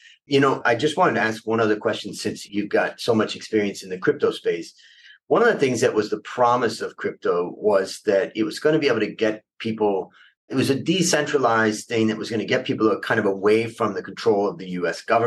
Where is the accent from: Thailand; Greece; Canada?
Thailand